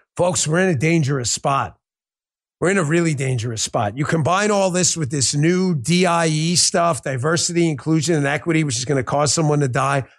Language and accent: English; the North, Northern United States, United States; as a Northerner